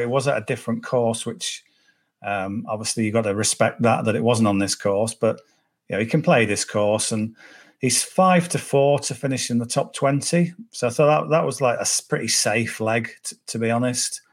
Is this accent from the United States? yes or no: no; Cumbria, North West England, United Kingdom; I'm from Cumbria, so uh, Carlisle's an hour away